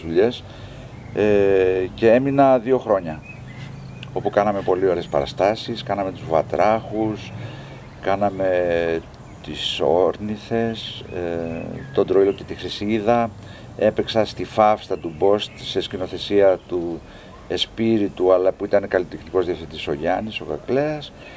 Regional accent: Thessaloniki, Central Macedonia, Greece; moved away as an adult; also born or lived in Kalamata; now in Athens, Greece; εγώ είμαι Θεσσαλονικιός, είμαι θαλασσινός τύπος

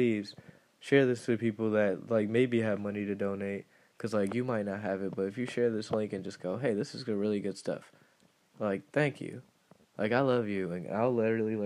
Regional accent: Detroit, Michigan, United States; moved away; I'm from Detroit

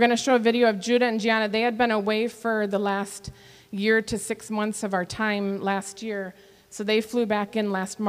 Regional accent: Michigan, United States; moved away as an adult; also born or lived in Fort Bragg, North Carolina; now in Papua New Guinea; I grew up in Michigan where we say we drink pop when it's hot and things like that, I was actually born in North Carolina.

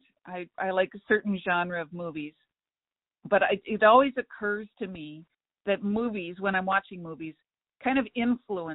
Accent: Midwest, United States; I'm from the Midwest

